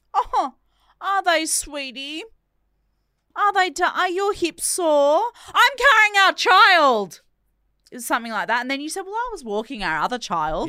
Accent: Perth, Western Australia, Australia; we're both from Perth, just different ones

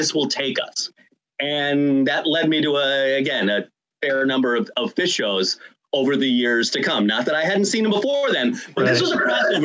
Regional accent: Rhode Island, United States; my home state of Rhode Island

